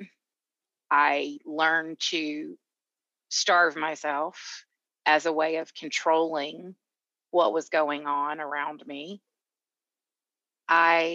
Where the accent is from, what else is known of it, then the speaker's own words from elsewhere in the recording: Atlanta, Georgia, United States; now in Colorado, United States; I am originally from Georgia, Atlanta, hence the accent.